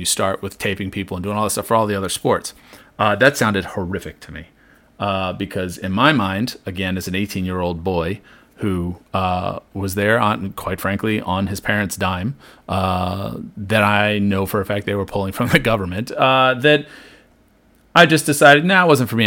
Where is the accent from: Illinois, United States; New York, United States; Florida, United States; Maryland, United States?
Maryland, United States; I grew up in Maryland here, right, uh, almost exactly halfway between Baltimore and D C.